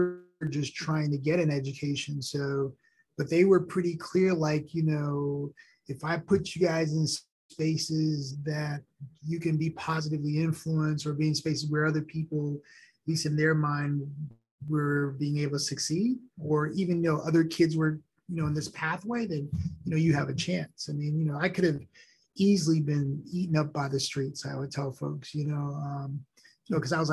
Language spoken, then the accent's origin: English; New York, United States; first language Haitian Creole; English is a second language; My mom and dad, when I grew up in New York, I spoke Creole and French at home as a, with Haitian parents. And I learned English in school